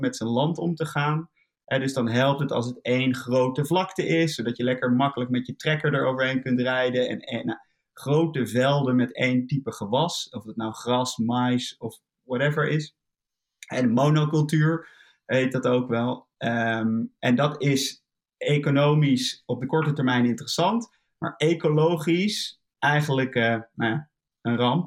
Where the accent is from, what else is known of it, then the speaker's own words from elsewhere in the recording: Netherlands; we zijn een heel klein land